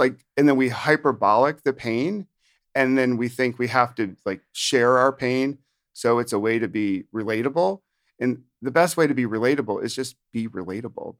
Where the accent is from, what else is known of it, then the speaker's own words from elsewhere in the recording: upstate New York, United States; also born or lived in Virginia / Washington, D.C.; now in New Jersey, United States; I'm from New Jersey, but actually from originally upstate New York